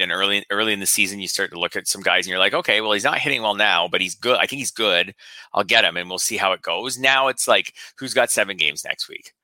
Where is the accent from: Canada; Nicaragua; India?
Canada; for me as a Canadian